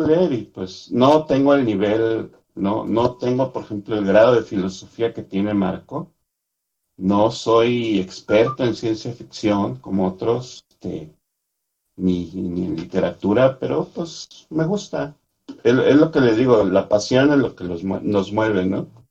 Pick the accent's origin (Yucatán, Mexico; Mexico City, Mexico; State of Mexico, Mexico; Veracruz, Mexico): Mexico City, Mexico; Yo soy de la Ciudad de México.